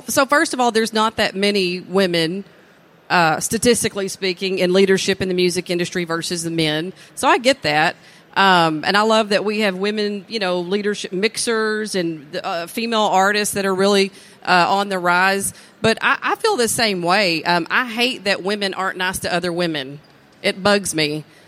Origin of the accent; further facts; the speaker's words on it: East Texas, United States; born and raised in East Texas